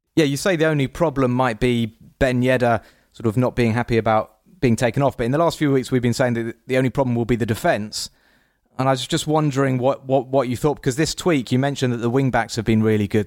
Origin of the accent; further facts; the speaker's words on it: England, United Kingdom; us Englishmen